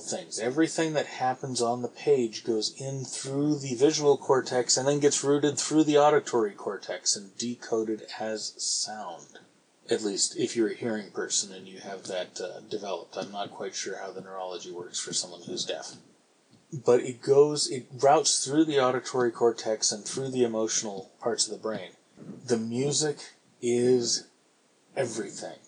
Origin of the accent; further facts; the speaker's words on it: San Francisco, California, United States; I grew up in San Francisco